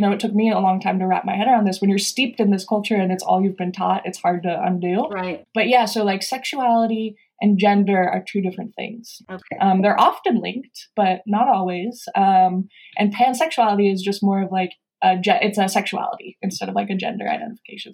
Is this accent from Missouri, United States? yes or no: no; San Diego, California, United States; moved away as an adult; now in New York, United States; I'm from opposite part of California, um, San Diego.